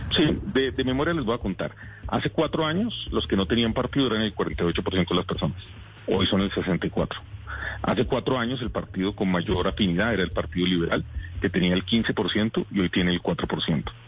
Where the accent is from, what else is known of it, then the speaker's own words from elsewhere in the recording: Colombia; somos los colombianos